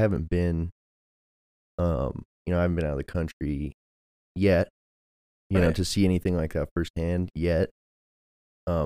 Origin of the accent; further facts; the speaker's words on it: Littleton, Colorado, United States; we grew up in Littleton.